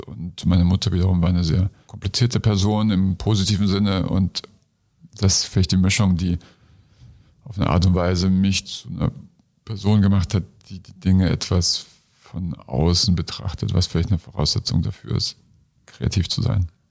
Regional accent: Munich, Bavaria, Germany; in München in der U-Bahn, wo ich groß geworden bin, nicht in der U-Bahn, sondern in München

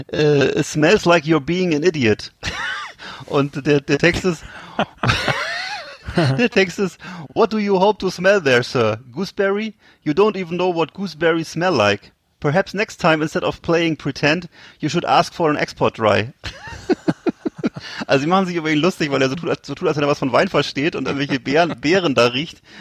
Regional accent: Bremen, Germany; Fand ich irgendwie als Bremer trotzdem cool.

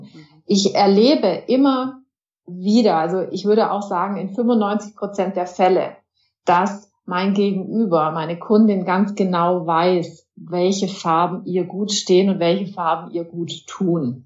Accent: Germany; wir auch als Deutsche

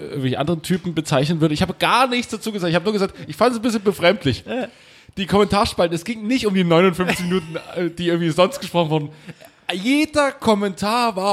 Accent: Saxony, Germany; komme aus Sachsen, natürlich bin ich mit Onkels aufgewachsen und so.

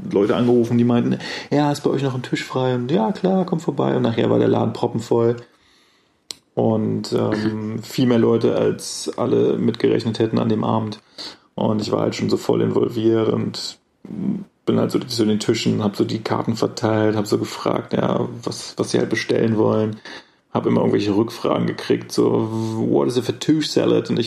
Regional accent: Germany; accent: German; versuche ich mich anzustrengen, so zu reden, dass man vielleicht nicht sofort meinen deutschen Akzent ähm, bemerkt.

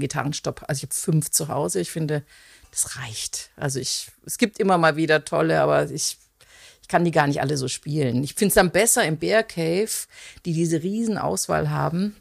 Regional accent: Konstanz, Baden-Württemberg, Germany; ich komme, genau, ich bin ursprünglich aus Konstanz

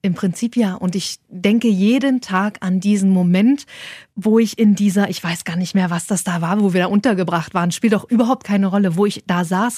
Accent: Saxony-Anhalt, Germany; ich komme aus Sachsen-Anhalt, Osten damals noch gewesen

